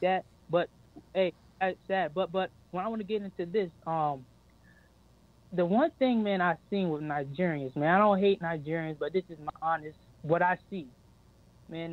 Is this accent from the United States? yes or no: yes; United States; I was born in America